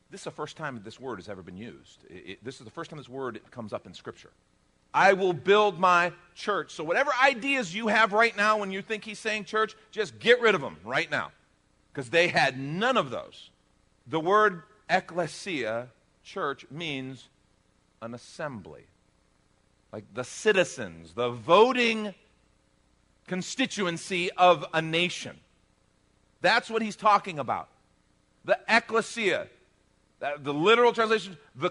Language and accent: English; United States; as an American